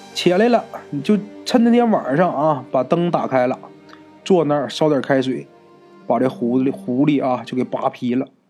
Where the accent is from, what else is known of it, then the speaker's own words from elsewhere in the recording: Northeast China, China; 我们东北人呐